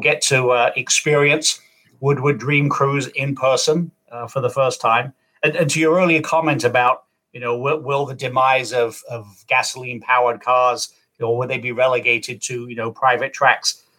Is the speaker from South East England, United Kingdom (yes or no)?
yes; Kent, South East England, United Kingdom; also born or lived in California / Arizona; now in Michigan, United States; I, I grew up in Kent, England, uh, moved out there in 1982